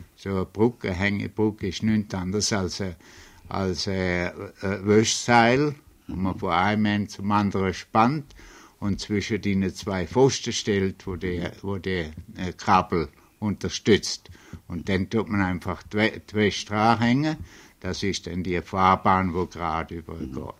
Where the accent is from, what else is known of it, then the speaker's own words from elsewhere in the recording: Switzerland; moved away as an adult; also born or lived in Zurich, Switzerland; now in New York, United States; Ich bin äh, in, in Fürthaler bis Schaffhausen geboren, äh, hat äh, hat Schule in der Schweiz durchgemacht, das Polytechnikum in Zürich